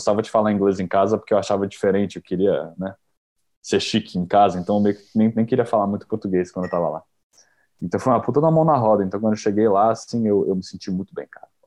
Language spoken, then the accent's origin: Portuguese; São Paulo, Brazil; Eu sou de São Paulo.